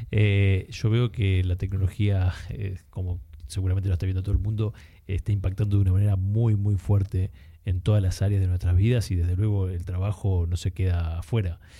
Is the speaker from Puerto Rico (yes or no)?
no; Argentina; Eh, Argentina, eh, comienzo a trabajar desde una edad temprana, de diferentes rubros